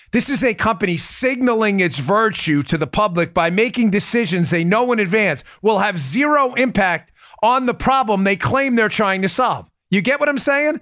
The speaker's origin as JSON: {"language": "English", "region": "New York", "country": "United States", "tie": "born or raised there", "said": "I grew up in New York"}